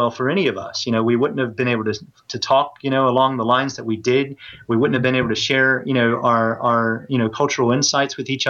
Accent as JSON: {"language": "English", "country": "United States", "moved": "as an adult", "lives_now": "United Kingdom", "said": "because here I am, a Westerner, an American at that, you know, living in Britain, and they could tell my accent straight away. They knew where I was from."}